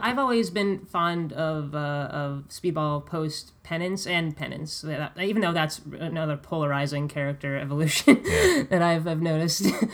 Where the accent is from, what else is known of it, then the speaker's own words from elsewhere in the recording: Connecticut, United States; I'm from Connecticut